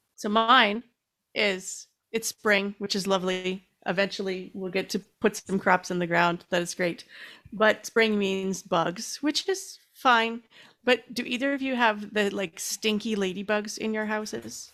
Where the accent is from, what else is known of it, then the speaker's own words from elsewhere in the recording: Canada; I'm Canadian